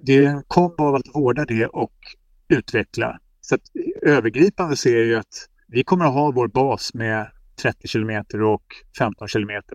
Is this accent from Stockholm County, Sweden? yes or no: yes; Lidingö, Stockholm County, Sweden; Jag är ju uppvuxen på Lidingö